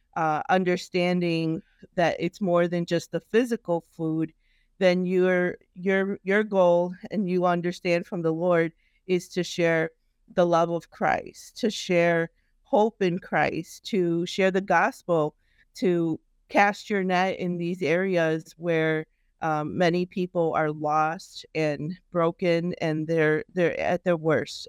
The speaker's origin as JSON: {"language": "English", "town": "Chicago", "region": "Illinois", "country": "United States", "tie": "born or raised there", "said": "I grew up in Chicago"}